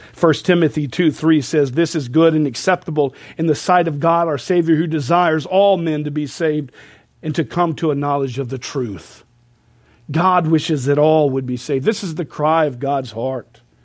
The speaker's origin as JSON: {"language": "English", "country": "United States", "said": "we as American people"}